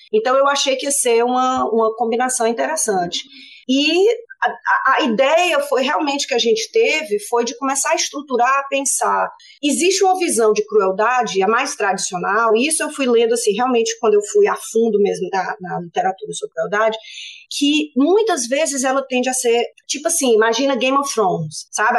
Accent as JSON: {"language": "Portuguese", "town": "Fortaleza", "region": "Ceará", "country": "Brazil", "tie": "born or raised there", "moved": "as an adult", "lives_now": "Sydney, Australia", "said": "eu sou de Fortaleza. É, nascida, criada, família toda lá em, Fortaleza"}